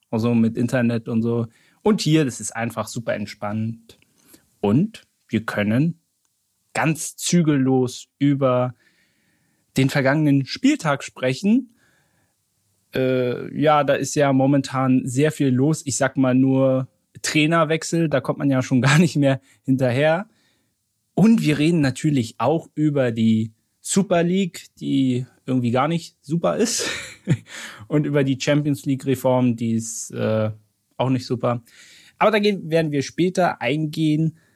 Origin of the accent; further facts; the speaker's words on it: Berlin, Germany; ich war als Berliner noch nie beim BER